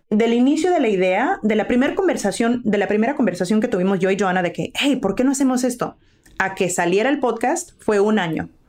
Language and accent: Spanish; Los Angeles, California, United States; yo nací en Los Ángeles